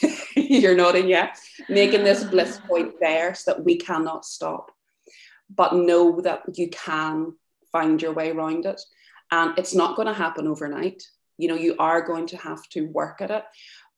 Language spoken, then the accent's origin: English; Ireland; We're from Ireland, it's there, like, that's the way that we're brought up.